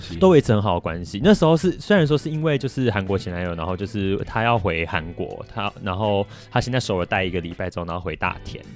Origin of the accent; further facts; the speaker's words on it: Taiwan; 他不知道我是台湾人